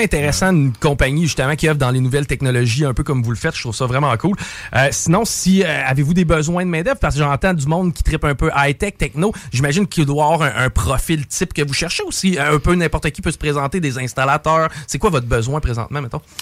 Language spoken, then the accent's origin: French; Lévis, Quebec, Canada; chez nous à Lévis